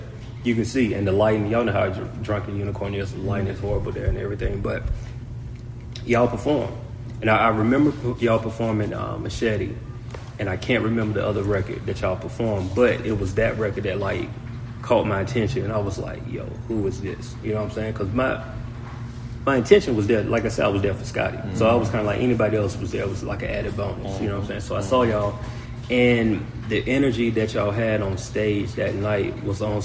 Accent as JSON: {"language": "English", "town": "Macon", "region": "Georgia", "country": "United States", "tie": "born or raised there", "said": "I grew up in Macon, Georgia"}